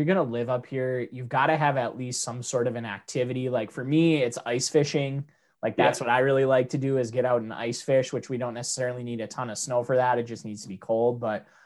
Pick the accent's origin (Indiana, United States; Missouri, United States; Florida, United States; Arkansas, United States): Indiana, United States; Kingsford Heights; you grew up in Kingsford Heights in the same area that I did